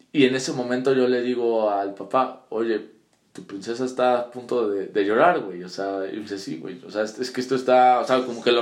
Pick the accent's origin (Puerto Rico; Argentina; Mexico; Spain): Mexico; Puebla